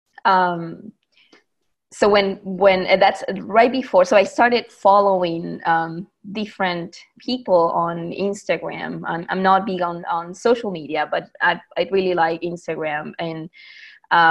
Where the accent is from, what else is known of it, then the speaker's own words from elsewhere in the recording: Buenos Aires, Argentina; moved away as an adult; now in Bakersfield, United States; I'm originally from Buenos Aires, Argentina, but I live here in the U.S. For the past, I would say, 13 years